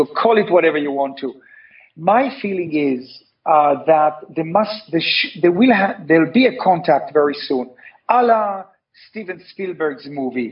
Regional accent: Tel Aviv, Tel Aviv District, Israel; I was born in Tel Aviv

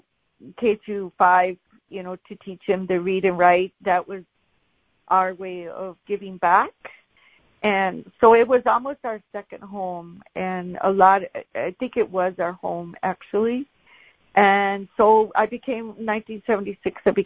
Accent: Brooklyn Park?, Minnesota, United States; I remember going to school in Bronze Valley, Minnesota

